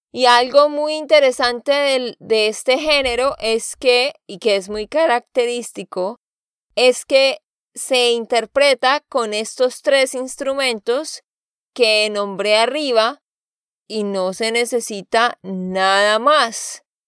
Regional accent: Santander, Colombia; de Santander, Colombia

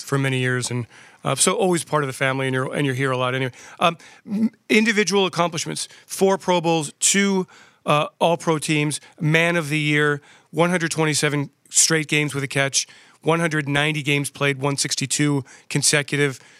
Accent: West Chester, Pennsylvania, United States; a great Eagles fan growing up in Westchester, Pennsylvania

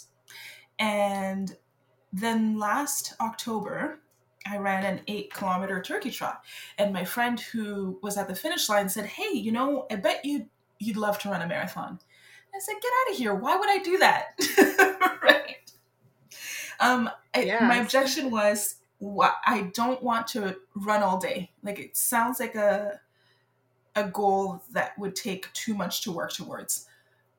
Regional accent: Montreal, Quebec, Canada; first language French; English is a second language; moved away as an adult; now in Victoria, Canada; I grew up in Montreal, so I've always been a life, an island girl. I grew up on the island of Montreal

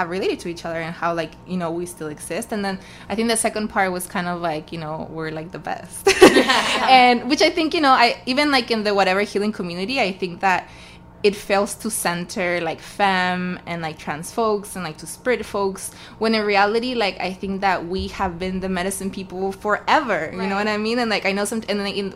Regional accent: Arequipa, Peru; And I'm from Arequipa

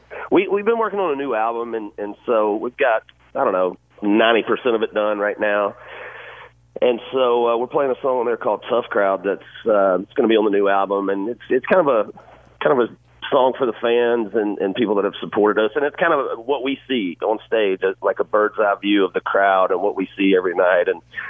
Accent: Georgia, United States; also born or lived in Florida; To me, man, I grew up in Georgia and Florida. Every summer I grew up around the beach

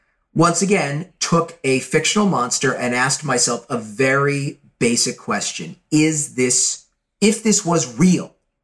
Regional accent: Beverly Hills, California, United States; also born or lived in Santa Monica; I grew up in Beverly Hills, and the house my mother bought was this post-war ranch-style home with plate glass walls, not just windows.

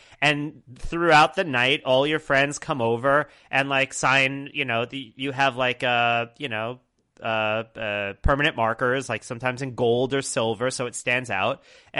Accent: Brooklyn, New York, United States; so I went to very few bar mitzvahs in Long Island because I grew up in Brooklyn until I was about 14. And so my bar mitzvah was held in Brooklyn with a bunch of people who were not Jewish.

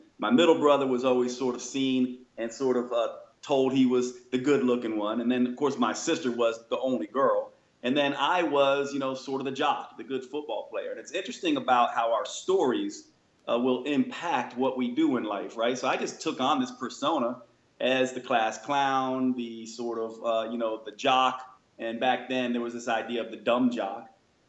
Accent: Long Island, New York, United States; born there; now in North Carolina, United States; So I was born in New York and raised by parents that were basically raised in Manhattan. Then I moved to the South, North Carolina.

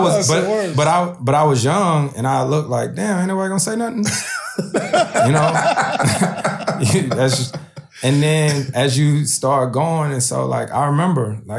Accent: East Coast, United States; moved away as an adult; also born or lived in New Orleans; now in Los Angeles, United States; I'm born and raised on the East Coast.

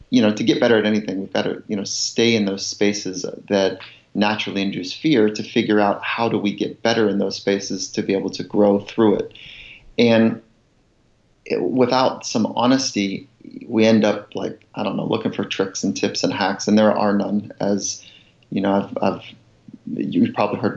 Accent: Southern California, United States; also born or lived in Virginia; I grew up in Southern California and, I didn't really fit here because I was born on a farm in Virginia

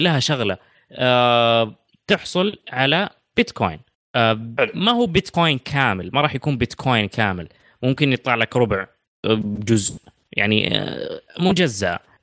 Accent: Saudi Arabia; عندنا في السعوديه

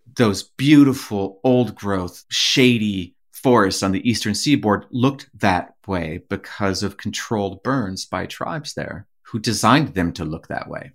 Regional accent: Leech Lake Reservation, northern Minnesota, United States; moved away as an adult; growing up, as we did on the Leech Lake Reservation

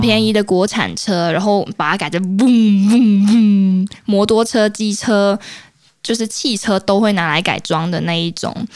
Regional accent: Malaysia; moved away as an adult; now in Taiwan; 我是马来西亚人

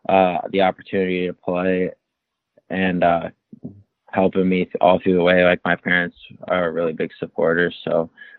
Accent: Glenwood, Maryland, United States; also born or lived in Ajax, Canada / Toronto, Canada; So I was born in Ajax, Ontario. So I was born in Canada, but I ended up moving to Glenwood when I was around 11 and played for a couple teams in the U.S., like Team Maryland's one of them.

